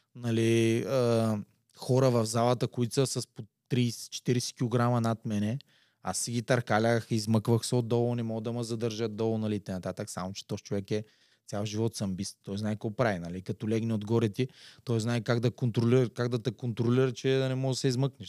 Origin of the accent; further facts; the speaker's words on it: Slivo Pole, Ruse Province, Bulgaria; аз идвам от Слиополе